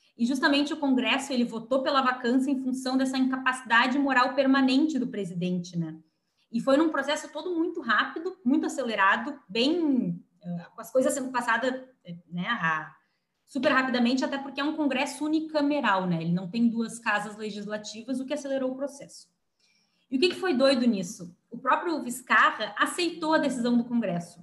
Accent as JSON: {"language": "Portuguese", "country": "Brazil", "said": "A gente é brasileiro"}